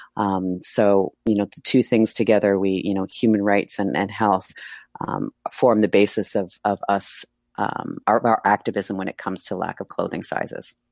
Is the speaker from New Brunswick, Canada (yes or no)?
no; Mississauga, Ontario, Canada; moved away as an adult; also born or lived in Toronto; now in Buenos Aires, Argentina; I grew up in a suburb of Toronto, Mississauga.